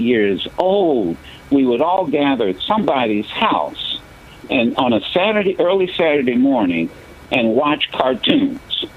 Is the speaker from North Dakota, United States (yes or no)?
no; Dayton, Ohio, United States; in my community growing up in Dayton, Ohio